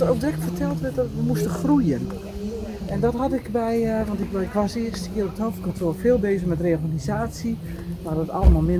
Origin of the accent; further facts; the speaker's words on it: Groningen, Netherlands; accent: Groningen; En ik woon, zoals je misschien wel aan mijn accent kunt horen, in eh, Groningen, in Zuidhorn.